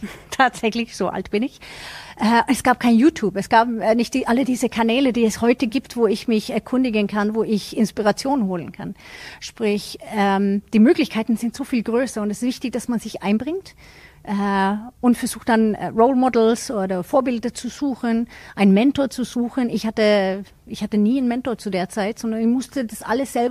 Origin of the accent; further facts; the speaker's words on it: Sweden; als Schwedin